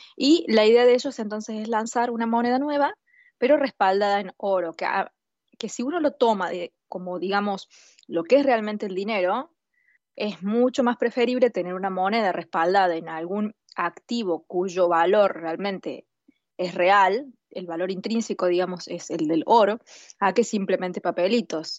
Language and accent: Spanish; Argentina; como argentina